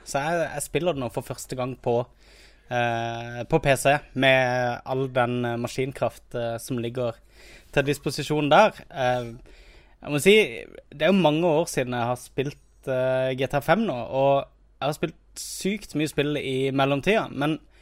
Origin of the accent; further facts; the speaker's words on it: Kristiansand, Agder, Norway; moved away; jeg har vært hjemme i Kristiansand